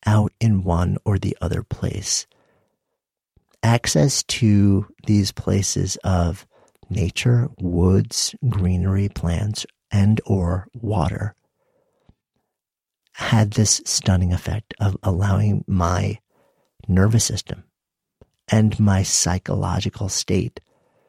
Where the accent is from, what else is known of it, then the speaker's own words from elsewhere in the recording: New York, United States; moved away as an adult; now in Boulder, United States; I grew up just outside of New York City, and the end of my block was the bay